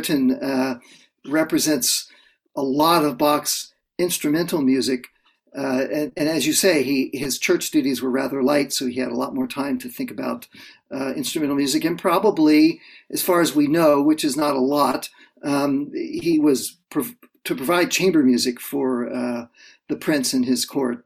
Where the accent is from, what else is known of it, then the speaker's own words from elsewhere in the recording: Central Florida, United States; now in Toronto, Canada; I grew up in Central Florida